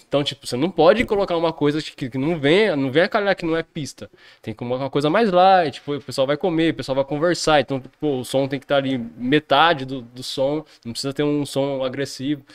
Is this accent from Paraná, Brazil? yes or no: no; Jundiaí, São Paulo, Brazil; sou nascido aqui em Jundiaí